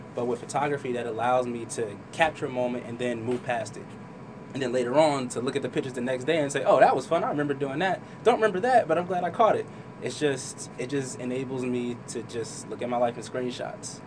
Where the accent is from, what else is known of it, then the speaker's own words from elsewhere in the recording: Trenton, New Jersey, United States; also born or lived in Hamilton, New Jersey; Grew up in Trenton with my mom and well, my mom and dad